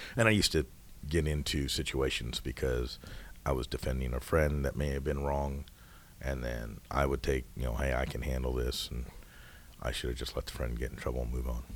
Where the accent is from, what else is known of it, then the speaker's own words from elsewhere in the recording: Coulee Dam, Washington, United States; moved away as an adult; also born or lived in Hawaii; now in Indiana, United States; We grew up in a town called Cooley Dam, Washington